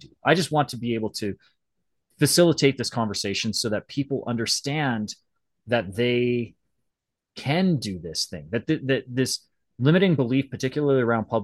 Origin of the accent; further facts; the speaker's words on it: Western Canada, Canada; I'm Canadian, so French is like, I should know French, but I grew up in Western Canada